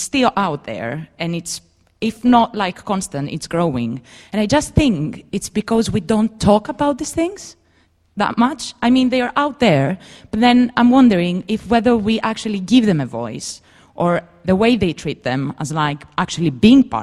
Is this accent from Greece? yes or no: yes; Greece; moved away; I come from Greece